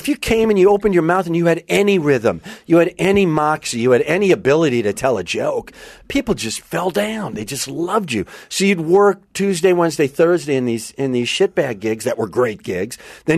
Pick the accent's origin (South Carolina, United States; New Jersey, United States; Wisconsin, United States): Wisconsin, United States; moved away as an adult; also born or lived in Minneapolis; now in Los Angeles, United States; I'm from Wisconsin.